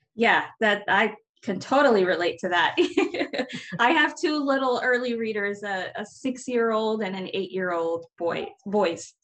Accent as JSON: {"language": "English", "region": "Florida", "country": "United States", "said": "I'm from Florida"}